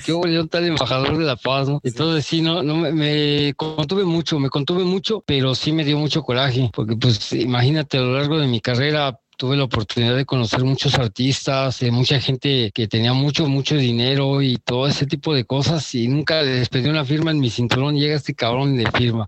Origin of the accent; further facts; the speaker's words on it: Mexico; uno como mexicano